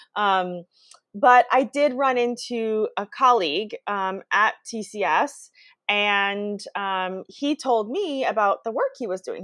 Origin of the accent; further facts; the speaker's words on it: United States; also born or lived in Brazil; moved to the U.S. when I was two years old. So I grew up in the U.S. and did all my schooling here